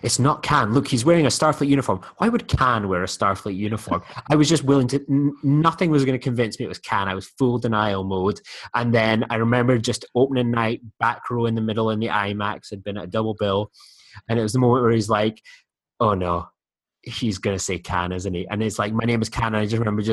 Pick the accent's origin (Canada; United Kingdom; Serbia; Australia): United Kingdom; I'm British